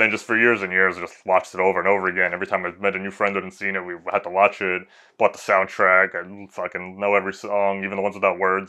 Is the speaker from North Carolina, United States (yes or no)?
no; Long Island, New York, United States; now in Brooklyn, United States; I grew up in Long Island, which is in New York